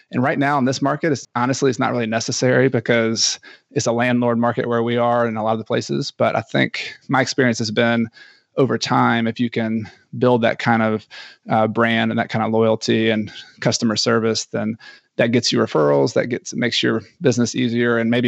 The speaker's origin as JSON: {"language": "English", "country": "Ecuador", "said": "And I am from Ecuador."}